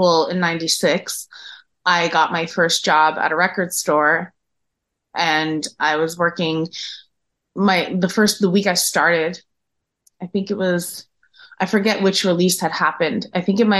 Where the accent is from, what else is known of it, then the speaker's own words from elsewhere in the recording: Paterson, New Jersey, United States; also born or lived in Hawthorne, New Jersey; My family, when they came from Italy, went to Paterson, New Jersey, and then later moved over to Hawthorne. In my childhood, I, you know, went to school in Paterson